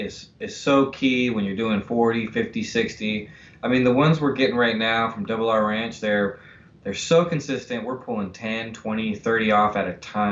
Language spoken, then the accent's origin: English; California, United States; now in Washington, United States; I'm from California